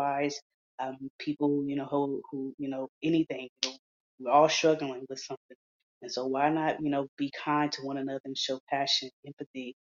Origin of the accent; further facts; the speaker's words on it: Houston, Texas, United States; the state of Texas, which is where I'm from Houston